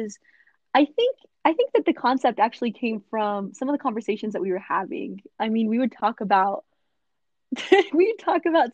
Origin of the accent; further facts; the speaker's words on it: Southern California, United States; I am from Southern California